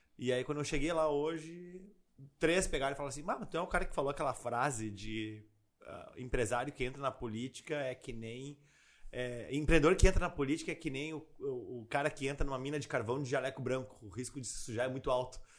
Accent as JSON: {"language": "Portuguese", "town": "Porto Alegre", "region": "Rio Grande do Sul", "country": "Brazil", "tie": "born or raised there", "also_born_or_lived": "Nova Bassano, Rio Grande do Sul", "said": "Mas nasci lá e morei praticamente a vida inteira em Porto Alegre."}